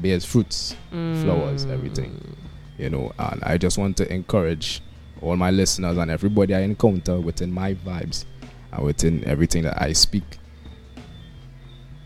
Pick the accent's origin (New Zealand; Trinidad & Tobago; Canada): Trinidad & Tobago; also born or lived in New York, United States; I was born in the United States, firstly, but the majority of my life was spent schooling and everything. I grew up in Trinidad. Trinidad is home.